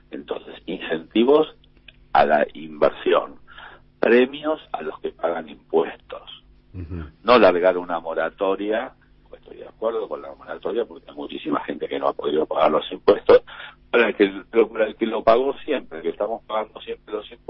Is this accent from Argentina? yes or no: yes; Argentina; Nunca pensé en irme de Argentina nunca me Nunca de Argentina, de mi país. Es decir, yo quiero vivir en mi país.